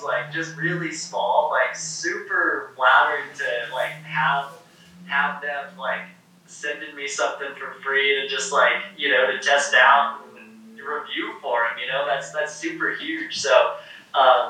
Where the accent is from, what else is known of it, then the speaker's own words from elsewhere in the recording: Sacramento, California, United States; now in Ashland, United States; I actually went to high school and I grew up in Sacramento, California